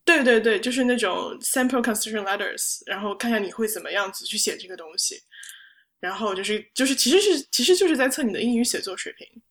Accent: Hangzhou, Zhejiang, China; moved away as an adult; now in New York, United States; 我是杭州人，然后来美国这边读大学

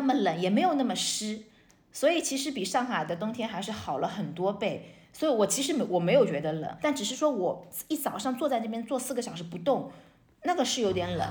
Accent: China; also born or lived in Shanghai / United States; now in Portugal; 我们中国人

